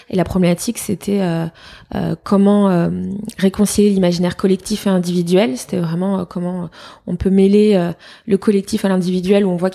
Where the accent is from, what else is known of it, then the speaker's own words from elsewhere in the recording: Fontainebleau, Île-de-France, France; also born or lived in Paris; J'ai grandi à Fontainebleau. Ok. Je suis née à Paris et je suis revenue habiter à Paris euh, pour mes études.